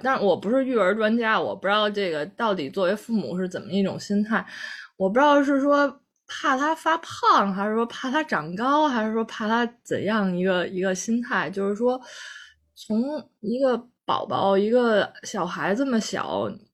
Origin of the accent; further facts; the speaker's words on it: Central Plains, China; 在我们中原原人的眼里看来